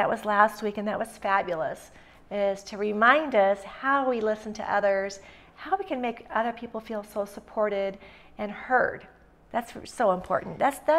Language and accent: English; Missoula, Montana, United States; And then, of course, we're from Western Montana in the Missoula area.